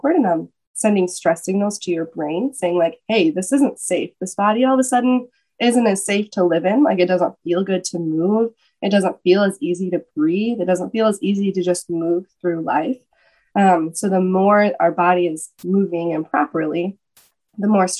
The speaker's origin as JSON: {"language": "English", "region": "Michigan", "country": "United States", "also_born_or_lived": "Atlanta, Georgia", "moved": "as an adult", "said": "moved back to Michigan. I'm originally from Michigan."}